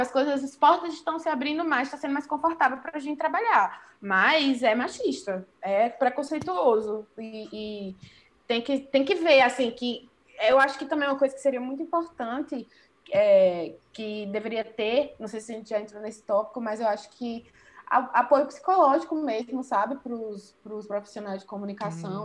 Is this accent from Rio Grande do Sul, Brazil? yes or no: no; Serra Talhada, Pernambuco, Brazil; moved away as an adult; now in João Pessoa, Brazil; eu sou sertaneja, eu sou do interior de Pernambuco, sabe? Serra Talhada